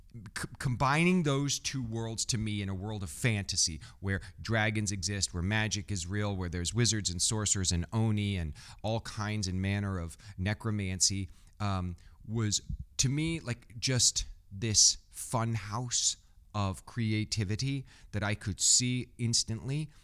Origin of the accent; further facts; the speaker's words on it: Midwest, United States; I grew up in the Midwest